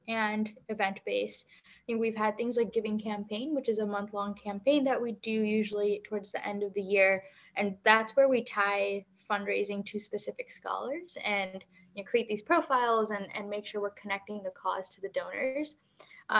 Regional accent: Chicago, Illinois, United States; also born or lived in California; I am originally from the Chicagoland area, born and brought up in a suburb up north

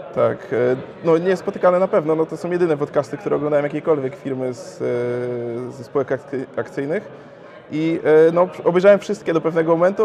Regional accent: Gorzów Wielkopolski, Lubusz Voivodeship, Poland; now in Wrocław, Poland; pochodzę z Gorzowa, ale swoją firmę otworzyłem we Wrocławiu

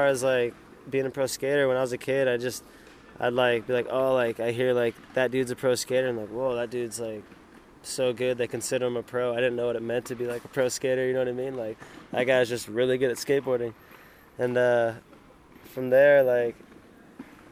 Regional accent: San Diego, California, United States; I'm from San Diego and I skateboard

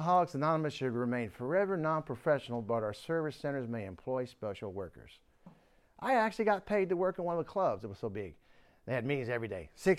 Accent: Warren, Pennsylvania, United States; born there; Wow, I was born one state over, Pennsylvania, right next to Ohio and Pennsylvania. If you look at the map, they're right next to each other. In fact, the town I was born in was Warren, Pennsylvania.

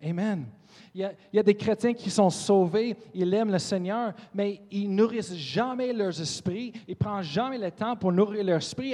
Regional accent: Colorado, United States; French is a second language; moved away; Je viens, de Colorado

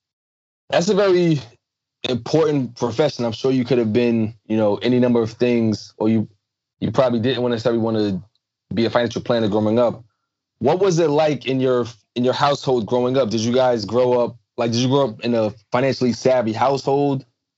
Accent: New York City, New York, United States; I said, "No, I'm from Brooklyn."

